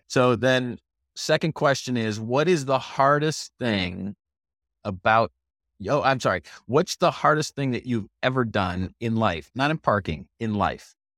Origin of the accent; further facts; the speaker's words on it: Michigan, United States; I grew up in Michigan